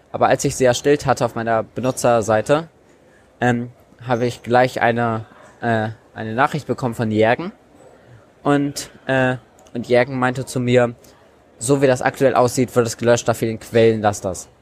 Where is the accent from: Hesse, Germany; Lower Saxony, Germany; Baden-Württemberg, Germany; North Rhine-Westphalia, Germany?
Lower Saxony, Germany; Hanover area; in Niedersachsen oder im Raum Hannover, wo ich herkomme